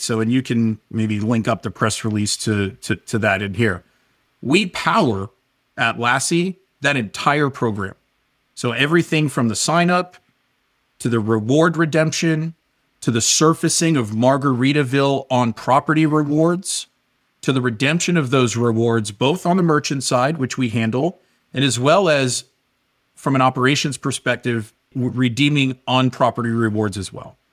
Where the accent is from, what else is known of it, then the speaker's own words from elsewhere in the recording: Washington, District of Columbia, United States; moved away as an adult; also born or lived in Northern Virginia; now in Southern California, United States; I grew up, for the most part, in the Washington, D C area